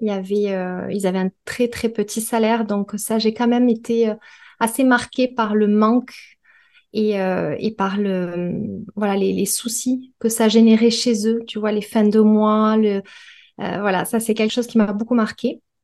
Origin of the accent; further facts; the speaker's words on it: Perpignan, Occitania, France; moved away as an adult; now in Toulouse, France; je suis originaire de Perpignan. J'y ai euh, j'ai passé les 30 premières années de ma vie